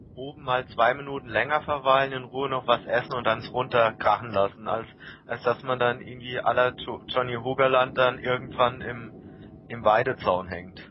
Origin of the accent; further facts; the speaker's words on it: Baden-Württemberg, Germany; moved away; bin jetzt kein Kölner, ich komme auch aus Baden-Württemberg